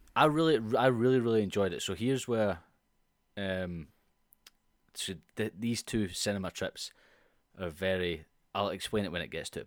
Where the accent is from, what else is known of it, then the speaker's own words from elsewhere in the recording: Scotland, United Kingdom; as a Scot